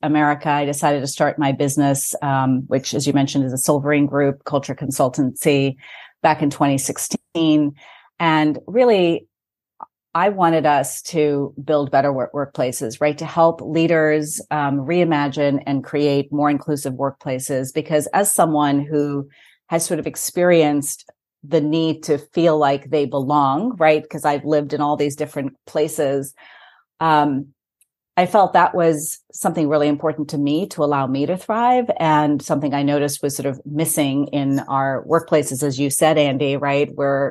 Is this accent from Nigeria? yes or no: yes; Lagos, Nigeria; also born or lived in Bombay, India / Kent, England / Greece / United States; I was born in Bombay, India. I grew up in Lagos, Nigeria. I went to school in England, in Kent, actually, in near Tunbridge Wells.